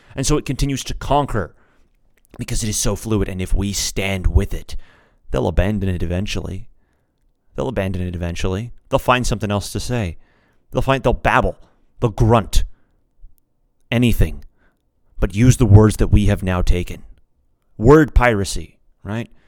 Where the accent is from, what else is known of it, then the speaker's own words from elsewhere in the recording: United States; I'm an American. I speak English.